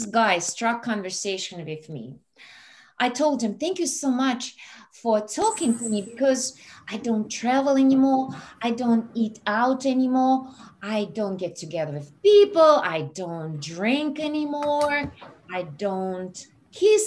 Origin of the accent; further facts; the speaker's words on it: Russia; moved away; I'm Russian. I'm from Russia.